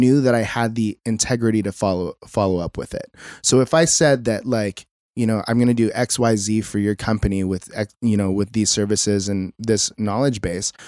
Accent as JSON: {"language": "English", "town": "Mission Viejo", "region": "California", "country": "United States", "tie": "born or raised there", "lives_now": "Costa Mesa, United States", "said": "So I grew up in Mission Viejo, which isn't too far away"}